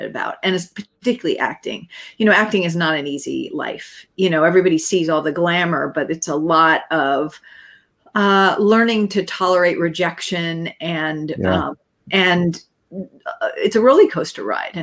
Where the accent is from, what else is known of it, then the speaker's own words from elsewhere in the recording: Southern California, United States; moved away as an adult; I grew up in Southern California